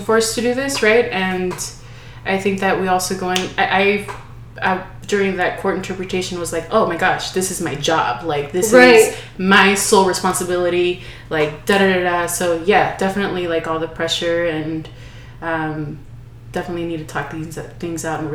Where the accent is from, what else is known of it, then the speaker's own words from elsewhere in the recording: Los Angeles, California, United States; I grew up in Los Angeles